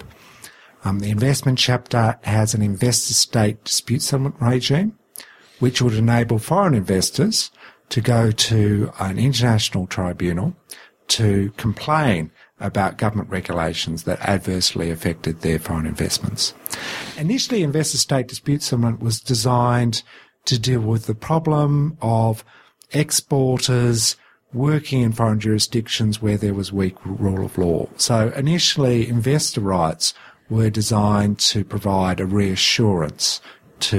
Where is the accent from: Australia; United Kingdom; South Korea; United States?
Australia; As an Australian